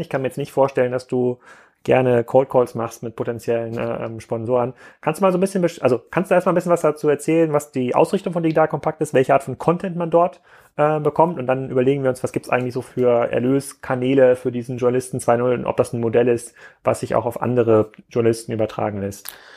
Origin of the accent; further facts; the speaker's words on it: Kiel, Schleswig-Holstein, Germany; als Kieler Jungen